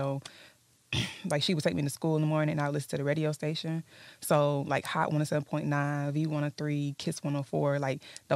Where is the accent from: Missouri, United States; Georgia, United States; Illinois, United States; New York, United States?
Georgia, United States; Atlanta; also born or lived in Texas / Mississippi / Louisiana; I ended up getting sent to live with my grandma in Atlanta, mm-hmm. and that was when I was about like 4 years old.